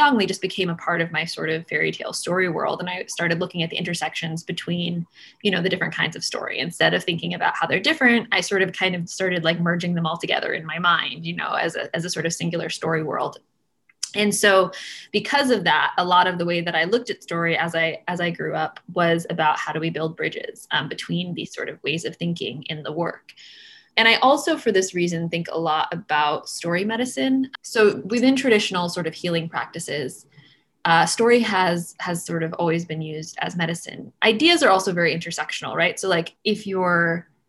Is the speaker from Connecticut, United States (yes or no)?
yes; Connecticut, United States; I was raised in Connecticut, in traditional lands.